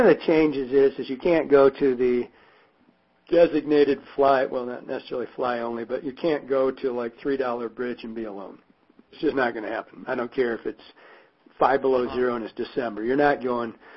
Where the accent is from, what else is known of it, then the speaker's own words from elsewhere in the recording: Michigan, United States; now in Montana, United States; growing up in Michigan